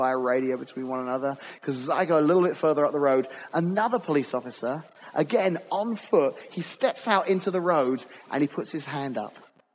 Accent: England, United Kingdom; moved away as an adult; growing up in England, we had policemen

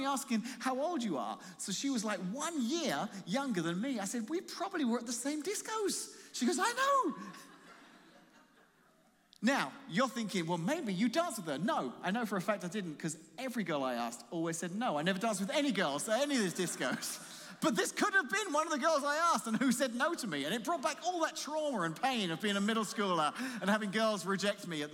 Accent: Croydon, London, United Kingdom; now in Colorado, United States; I said, where in London? She said, Croydon. I said, so am I.

